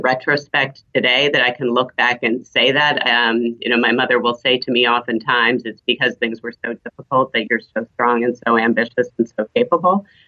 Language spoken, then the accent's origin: English; the suburbs of New York City, United States; first language German; English is a second language; also born or lived in Switzerland; German's my first language. Was raised in the suburbs of New York City.